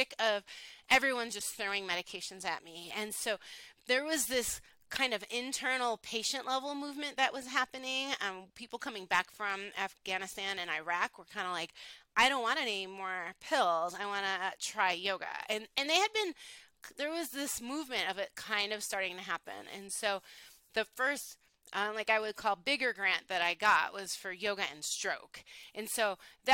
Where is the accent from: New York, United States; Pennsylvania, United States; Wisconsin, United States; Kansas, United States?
New York, United States; Buffalo; moved away as an adult; also born or lived in Honolulu, Hawaii; I am from Buffalo, New York originally